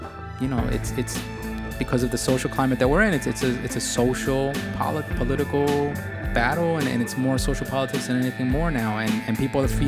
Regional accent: New York City, New York, United States; I'm a New Yorker

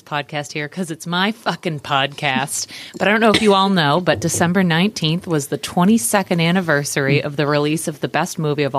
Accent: Bridgewater, Massachusetts, United States; I'm from Bridgewater originally.

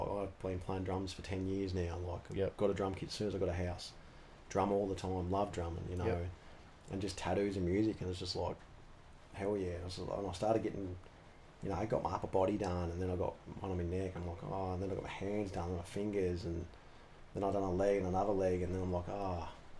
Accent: Sheffield, Yorkshire and the Humber, United Kingdom; I reckon growing up in Sheffield, I used to see a few of the guys come in.

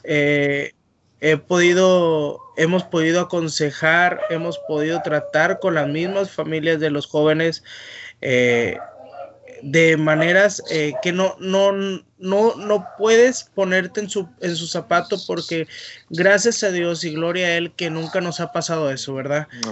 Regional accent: northern Mexico, Mexico; moved away as an adult; now in Mendoza, Argentina; uno como mexicano eh, norteño

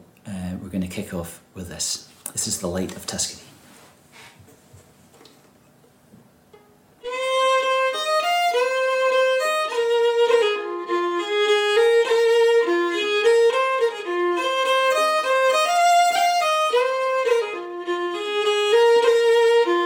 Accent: the Highlands of Scotland, United Kingdom; from the Highlands of Scotland, and I guess most of my music is inspired by nature and the landscape around me

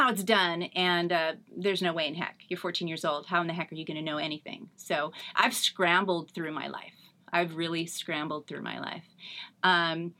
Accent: Northern California, United States; moved away as an adult; now in Eastvale, United States; I'm born and raised in Northern California.

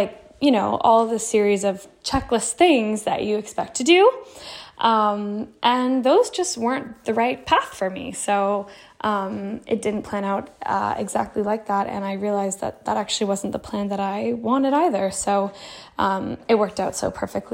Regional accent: Toronto, Ontario, Canada; moved away as an adult; also born or lived in Ukraine; I grew up in Canada. And I loved it. I grew up in Toronto

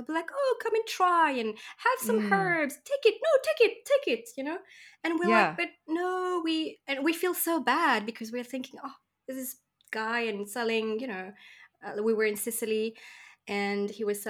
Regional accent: Mauritius; in Mauritius, where I come from, I'm coming from Mauritius Island, which is in the tropics.

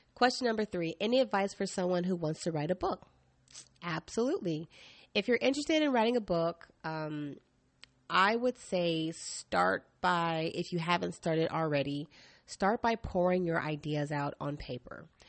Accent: East Coast, United States; now in Portland, United States; I'm from the East Coast

